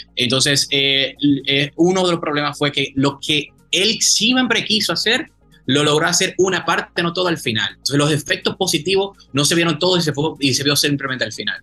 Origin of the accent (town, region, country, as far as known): Dominican Republic